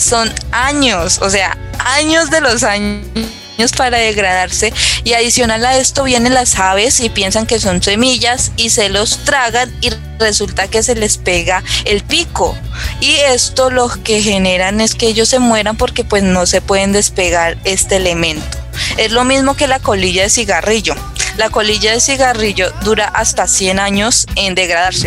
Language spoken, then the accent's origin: Spanish; La Paila, Valle del Cauca, Colombia; yo soy de La Paila, Valle del Cauca, no soy de Cali, sino que soy de aquí, de la zona norte del valle